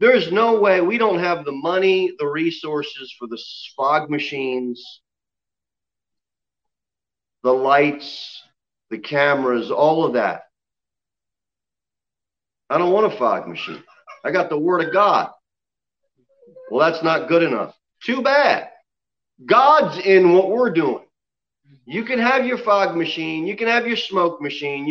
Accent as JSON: {"language": "English", "country": "United States", "said": "as an American Christian"}